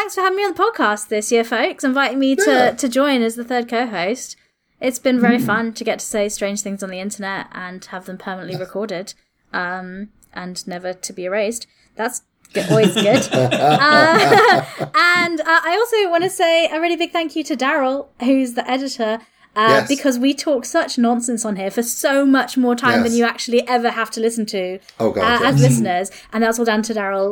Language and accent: English; Wales, United Kingdom; I'm Welsh